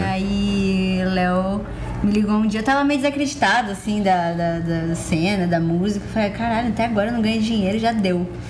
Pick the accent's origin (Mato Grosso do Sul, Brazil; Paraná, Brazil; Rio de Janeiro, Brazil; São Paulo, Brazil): São Paulo, Brazil; Santo André; sou de Santo André, ABC